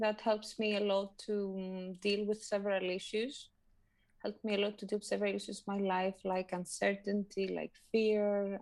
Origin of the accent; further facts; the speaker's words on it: Greece; also born or lived in Thessaloniki; I'm from Greece, and I live in Thessaloniki, in the north part of Greece